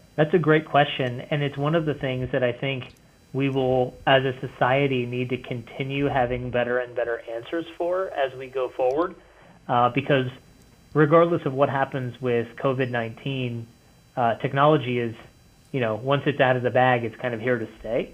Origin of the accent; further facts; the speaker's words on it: Cincinnati, Ohio, United States; moved away as an adult; now in northern Kentucky, United States; we live in northern Kentucky now, but uh, yeah, I grew up in Cincinnati